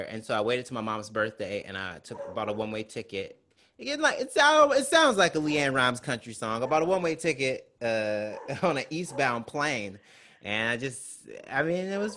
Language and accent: English; Mississippi, United States; I'm from Mississippi.